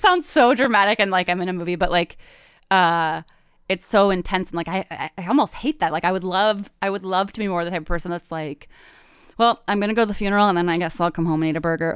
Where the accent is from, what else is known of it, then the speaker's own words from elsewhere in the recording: Michigan, United States; moved away; also born or lived in Chicago / Brooklyn; I'm from Michigan